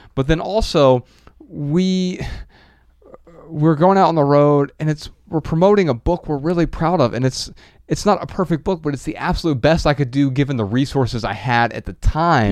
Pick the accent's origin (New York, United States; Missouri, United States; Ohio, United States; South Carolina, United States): Ohio, United States; Dayton; I'm from Dayton, and it's same metro